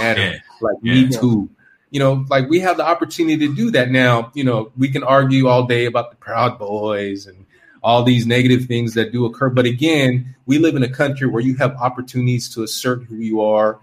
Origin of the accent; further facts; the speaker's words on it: California, United States; moved away; I'm from California